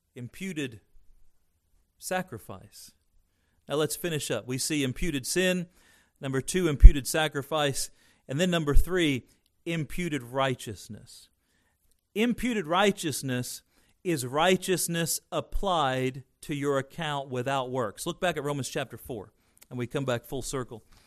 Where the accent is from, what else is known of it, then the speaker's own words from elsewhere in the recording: United States; I'm American inside and out, and I, I'm thankful to be born here